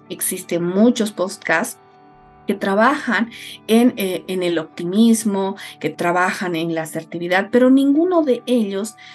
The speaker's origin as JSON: {"language": "Spanish", "region": "Oruro", "country": "Bolivia", "tie": "born or raised there", "said": "Yo soy orureña. Eh, vengo y, bueno, nací en un hogar orureño, me formé en, en la escuela en Oruro, en el colegio alemán de Oruro"}